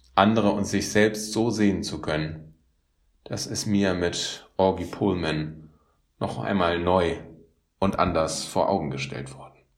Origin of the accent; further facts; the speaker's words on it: Northern Germany, Germany; als Norddeutscher